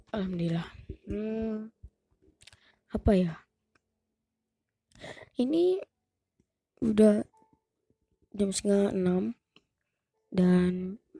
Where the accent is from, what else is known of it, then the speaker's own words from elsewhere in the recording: Rejang Lebong, Bengkulu, Indonesia; psbb pun udah dimulai sampai ke ke kota aku gitu kan ke ke apa kabupaten Rejang Lebong gini kan semua wisata di di mana-mana tutup di daerahku juga ditutup